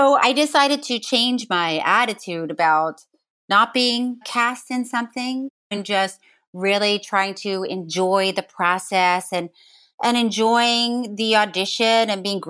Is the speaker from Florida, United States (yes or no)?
yes; Florida, United States; I grew up in Florida